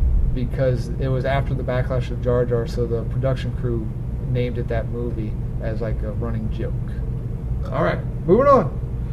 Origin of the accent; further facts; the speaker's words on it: United States; I'm an American.